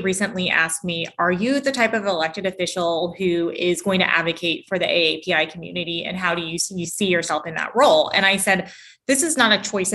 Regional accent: Augusta, Georgia, United States; I grew up in Augusta, Georgia, which is 2 hours east of Atlanta

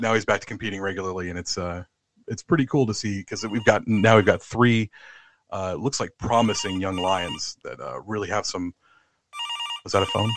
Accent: United States; moved away as an adult; now in London, United Kingdom; I'm an American living in London

